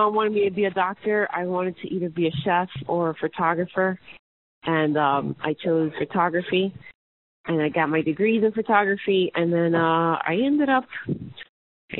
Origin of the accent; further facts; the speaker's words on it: New Jersey, United States; moved away as an adult; also born or lived in New York City, New York / Beacon, New York; I was born in New York City, but I was raised in New Jersey, so I consider myself a Jersey girl